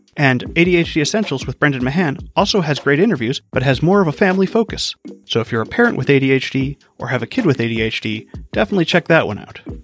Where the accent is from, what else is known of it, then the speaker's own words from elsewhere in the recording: Hawaii, United States; I grew up in Hawaii